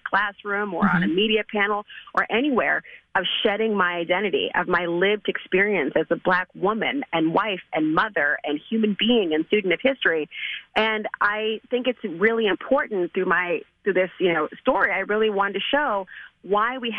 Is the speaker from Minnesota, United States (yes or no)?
yes; St. Paul, Minnesota, United States; moved away; also born or lived in New York; I was raised in St. Paul